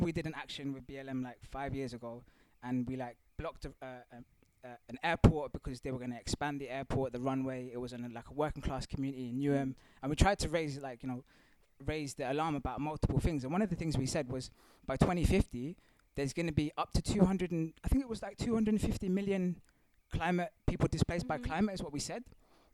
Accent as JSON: {"language": "English", "country": "Mauritius", "said": "I'm of African descent. I also have South Asian ancestry, but I'm from Mauritius, East Africa."}